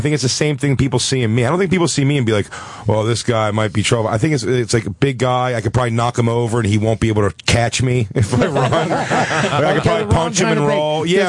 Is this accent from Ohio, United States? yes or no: no; Philadelphia, Pennsylvania, United States; now in Brooklyn, United States; Even though I'm from Philly